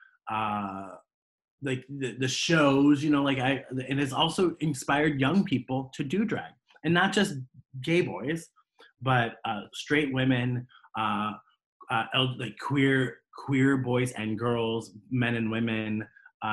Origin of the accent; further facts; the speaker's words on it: Columbus, Ohio, United States; I'm in Columbus. I'm working in Columbus